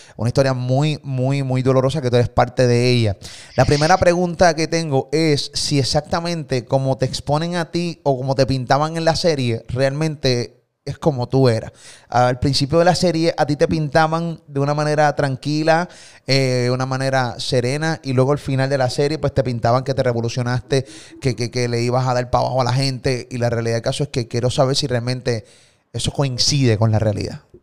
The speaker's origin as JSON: {"language": "Spanish", "country": "Puerto Rico", "said": "de Puerto Rico"}